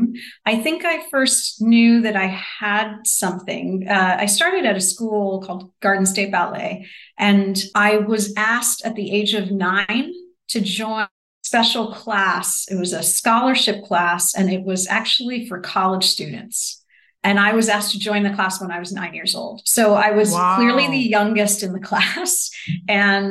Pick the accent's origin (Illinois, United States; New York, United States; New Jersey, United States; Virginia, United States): New Jersey, United States; now in Chicago, United States; I'm from New Jersey